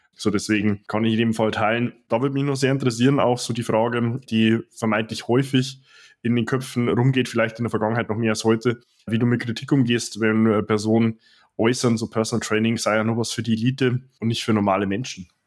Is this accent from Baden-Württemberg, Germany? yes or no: no; Dingolfing, Bavaria, Germany; moved away; ich komme ja hier ursprünglich aus Dingolfing, also 100 Kilometer nordöstlich von München